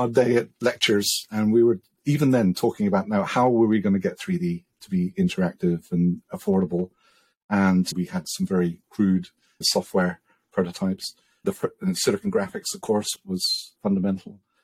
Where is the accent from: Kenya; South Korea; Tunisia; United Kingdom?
United Kingdom; England; I'm English